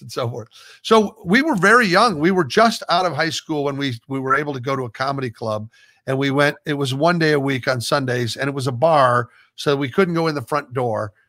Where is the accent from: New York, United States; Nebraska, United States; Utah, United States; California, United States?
Nebraska, United States; Omaha; moved away as an adult; also born or lived in Los Angeles; being from Nebraska